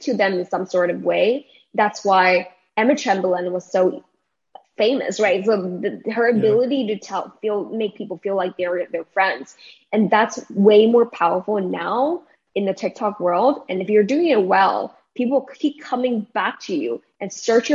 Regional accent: Taiwan; moved away as an adult; also born or lived in United States; My hometown is in Taiwan, so means that I'm very, very far apart from my family

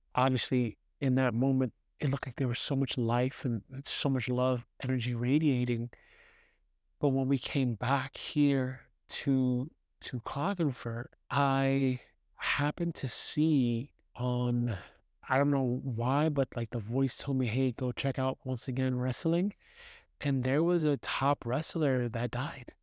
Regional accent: New York City, New York, United States; moved away; I grew up in New York City, in Brooklyn.

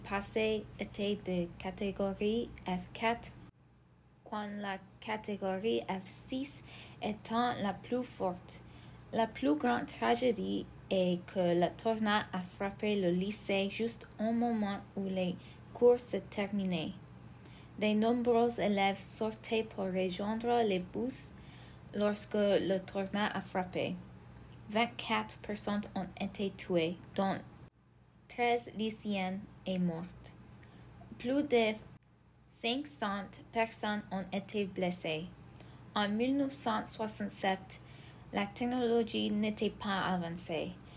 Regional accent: Belvidere, Illinois, United States; Dans ma ville natale

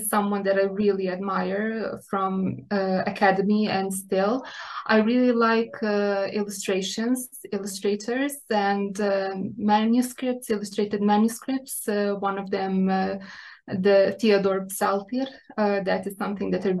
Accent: Republika Srpska, Bosnia & Herzegovina; now in Serbia; I was born and raised in Bosnia and Herzegovina.

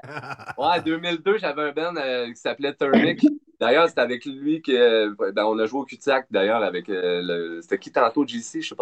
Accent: Sherbrooke, Quebec, Canada; also born or lived in Montreal / Drummondville; de Sherbrooke, on va dire. Euh, passé la majorité de mon temps dans le coin, là, en Estrie

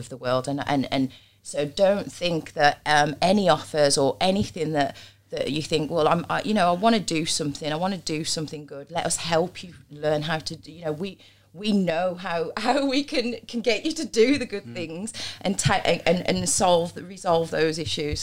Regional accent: Black Country, West Midlands, United Kingdom; I'm black country.

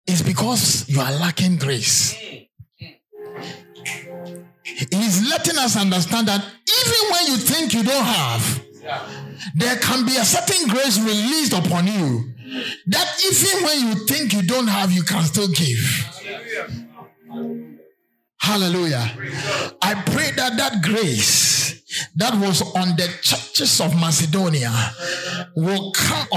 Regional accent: Berekum and Sunyani, Bono, Ghana; I remember when I was in class 4. Because, I mean, you were intelligent. I was moved from Brekum to Sunyane to stay with my uncle to go to a better school.

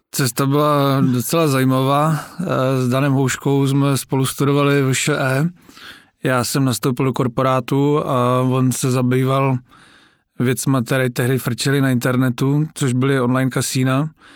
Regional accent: Moravian Wallachia, Zlín Region, Czechia; já jsem teda z Valašska

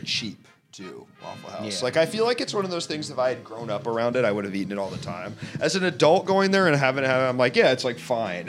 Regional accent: Washington, District of Columbia, United States; also born or lived in New York City; now in Los Angeles, United States; When I grew up in Washington D.C., there's so many, and they've just been there forever.

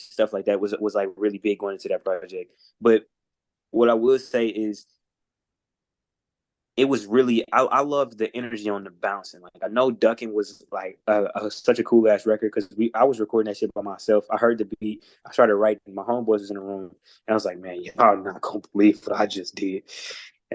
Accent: Indianapolis, Indiana, United States; I'm from Post

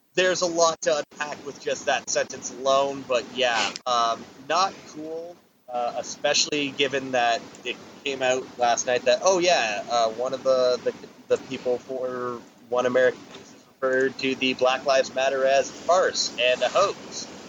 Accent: Canada; I'm I'm the Canadian

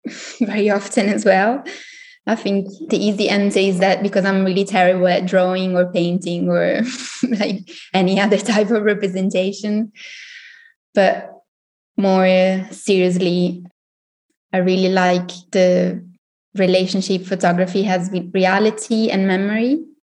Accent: Italy; now in Berlin, Germany; So I'm originally from Italy. I have a background in sociology and communication. I studied in Milan and then I moved to Berlin and did something completely different.

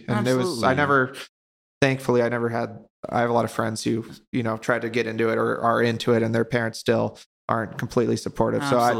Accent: Laguna Hills, California, United States; born there; now in Bakersfield, United States; I was born in Laguna Hills, California, mm-hmm. and then whole childhood moved around a lot.

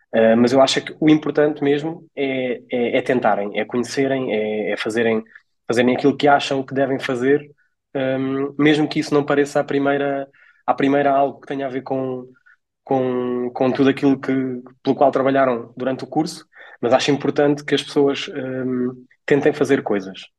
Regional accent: Portugal; also born or lived in Coimbra; de onde eu sou natural, que é a Nadia

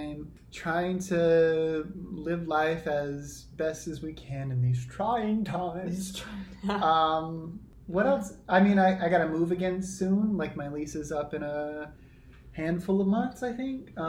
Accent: South Carolina, United States; now in New York, United States; I come from South Carolina

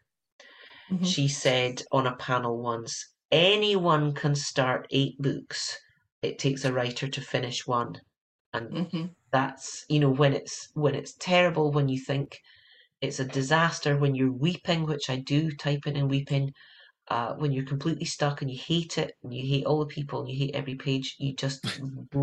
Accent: United Kingdom; moved away as an adult; now in California, United States; I'm British

